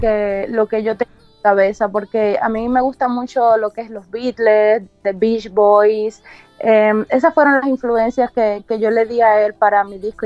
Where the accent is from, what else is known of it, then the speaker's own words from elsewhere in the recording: Cuba; moved away as an adult; also born or lived in China; now in Tampa, United States; originalmente soy cubana. Nací en Cuba y a los veinte años salí de Cuba